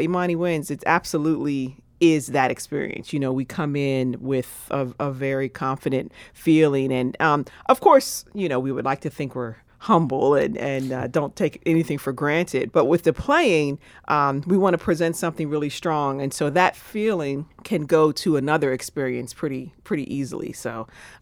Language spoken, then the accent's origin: English; Pittsburgh, Pennsylvania, United States; moved away; Chamber Music Pittsburgh, which happens to be my hometown